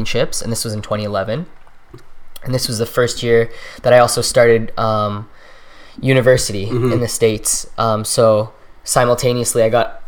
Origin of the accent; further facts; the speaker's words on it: Canada; also born or lived in Trinidad and Tobago; I was born in Trinidad and Tobago, right, and that was where I was born, and then my family and I migrated to Canada when I was 2